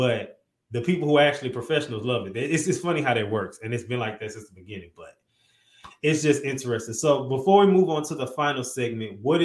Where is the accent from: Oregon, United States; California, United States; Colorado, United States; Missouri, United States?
Missouri, United States; St. Louis; I'm from St. Louis